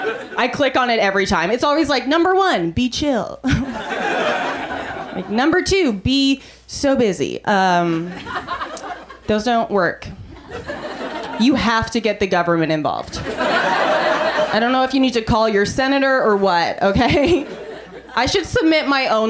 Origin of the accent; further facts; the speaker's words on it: Canada; now in United States; I'm from Canada